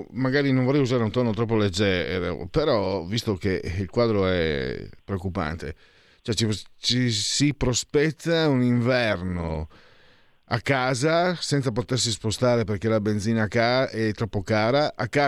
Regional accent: Trivento, Molise, Italy; soprattutto poi dalle mie parti, Trivento, no, ma anche in Lombardia

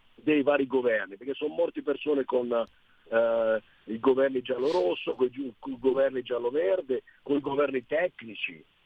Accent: Sicily, Italy; da siciliano

